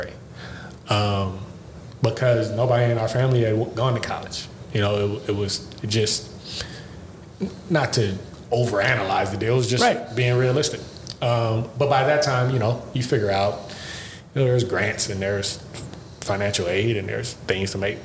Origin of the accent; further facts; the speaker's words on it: Los Angeles, California, United States; also born or lived in Bellflower; I was from Watts and I played quarterback